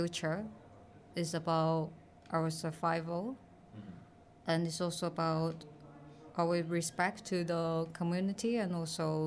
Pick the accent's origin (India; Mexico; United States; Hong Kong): Hong Kong; I'm coming from Hong Kong